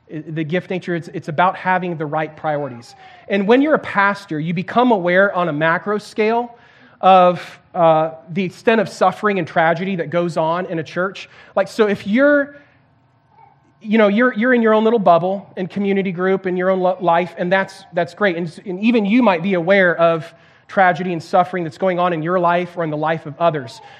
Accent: Santiago, Santiago Metropolitan Region, Chile; I can remember uh, growing up in Chile in South America and uh, in Santiago, big, huge city, um, like 7 million people, so this massive city.

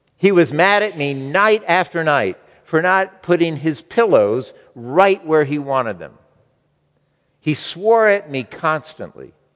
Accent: United States; as American Christians

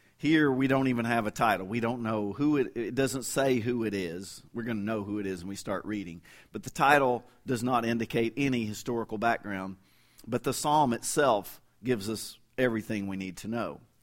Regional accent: Kentucky, United States; moved away as an adult; also born or lived in Fort Worth, Texas; now in Oklahoma, United States; I say, "Kentucky." And, and now I've lived longer outside of Kentucky than I did, I mean, I left there when I was twenty-two, for good

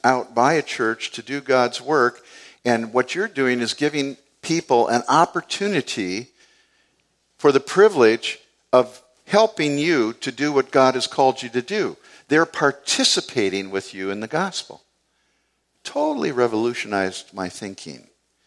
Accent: United States; I'm just a guy from the east side. I grew up right up on Payne Avenue here

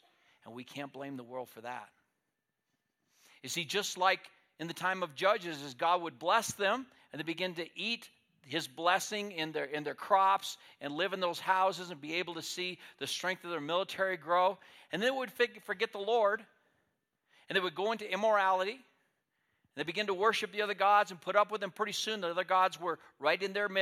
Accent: United States; as American people

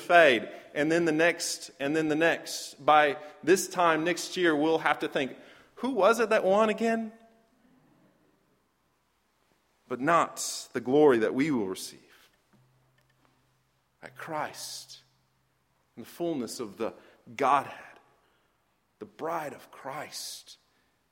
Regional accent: Michigan, United States; moved away; I grew up in Michigan

